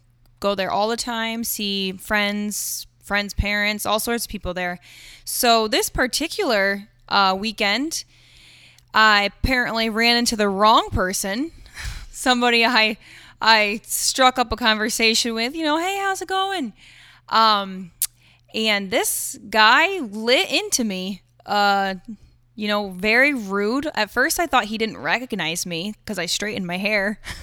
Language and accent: English; Owego, New York, United States; I'm from Owego. You know, what right do you have?